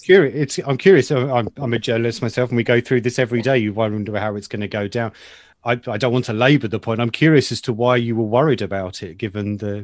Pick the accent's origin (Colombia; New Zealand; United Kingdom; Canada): United Kingdom; as a Brit